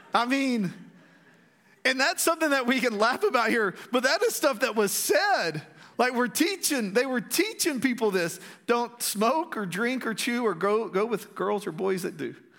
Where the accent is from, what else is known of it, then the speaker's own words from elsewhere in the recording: Strawn, Texas, United States; growing up in Strawn, Uh, Strawn's a little community, uh, like forty-five minutes away from there. We actually live there again